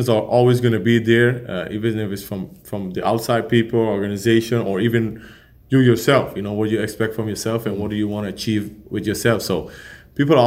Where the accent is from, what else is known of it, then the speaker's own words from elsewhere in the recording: Aruba; I'm from Aruba